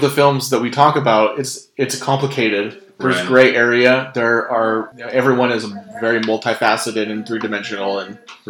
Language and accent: English; United States; And as an American, I wasn't well received by people.